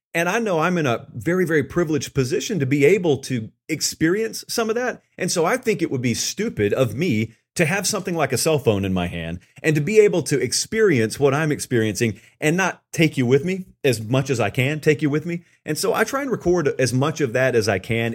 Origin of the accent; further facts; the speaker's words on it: the South, United States; I grew up in the South.